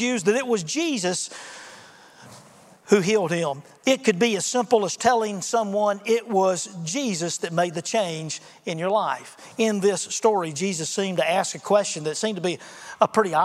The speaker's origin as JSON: {"language": "English", "region": "Alabama", "country": "United States", "said": "I'm from Alabama"}